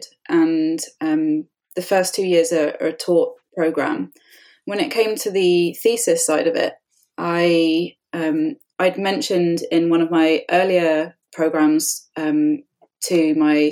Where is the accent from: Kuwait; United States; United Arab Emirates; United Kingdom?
United Kingdom; moved away as an adult; now in Canada; I'm British. I grew up in the UK